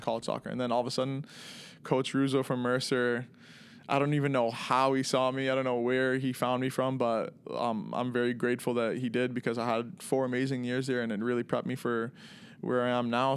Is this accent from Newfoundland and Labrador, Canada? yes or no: no; Toronto, Ontario, Canada; moved away as an adult; also born or lived in Macon, Georgia, United States; growing up in Toronto, very diverse, you know, city